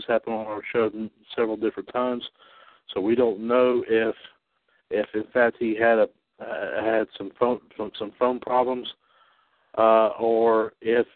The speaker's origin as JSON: {"language": "English", "town": "Trinity", "region": "North Carolina", "country": "United States", "tie": "born or raised there", "said": "from my hometown here, Trinity, North Carolina"}